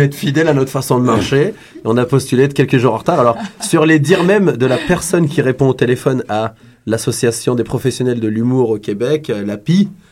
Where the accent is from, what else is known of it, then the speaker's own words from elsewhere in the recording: France; now in Montreal, Canada; je suis d'origine algérienne, j'ai grandi en France